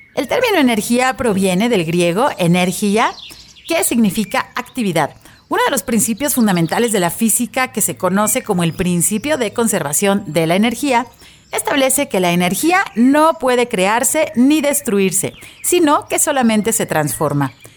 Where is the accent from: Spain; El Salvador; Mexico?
Mexico; como mexicanos